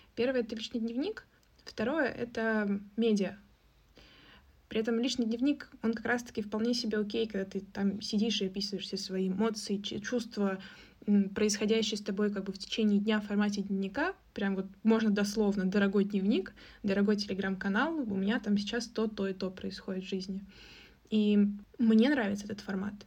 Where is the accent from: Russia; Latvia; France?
Russia; у нас русские мордашки